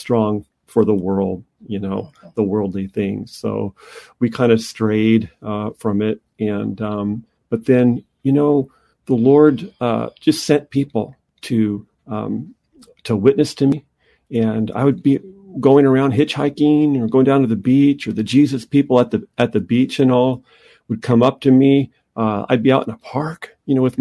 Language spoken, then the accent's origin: English; Anaheim, California, United States; growing up in Orange County and in Anaheim